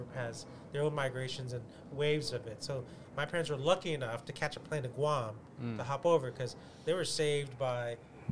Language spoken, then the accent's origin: English; Marrero, Louisiana, United States; also born or lived in Atlanta, Georgia; now in Los Angeles, United States; Marrero is where I grew up.